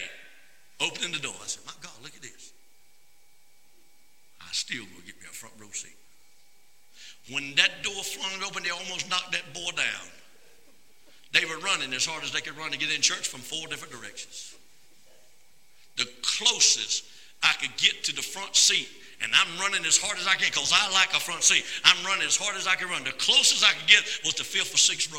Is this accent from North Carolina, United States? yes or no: yes; North Carolina, United States; the old country boy that I am from North Carolina